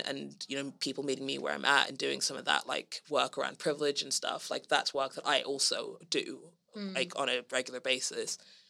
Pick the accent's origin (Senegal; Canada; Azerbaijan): Senegal; now in London, United Kingdom; I'm half Gambian and half Liberian, and I grew up in Senegal, and I could have spent like the rest of my life in Senegal